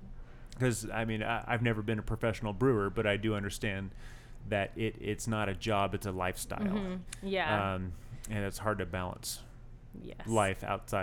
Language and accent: English; San Diego, California, United States; moved away; also born or lived in Orange County, California; I grew up in San Diego and lived in Orange County for a long time.